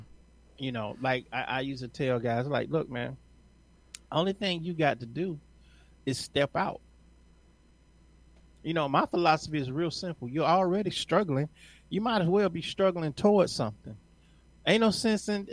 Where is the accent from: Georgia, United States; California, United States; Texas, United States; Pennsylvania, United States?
Georgia, United States; Atlanta; I'm from Atlanta